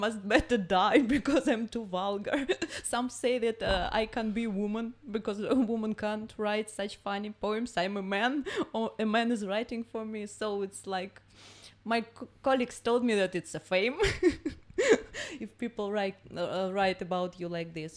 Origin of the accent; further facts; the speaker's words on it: Russia; English is a second language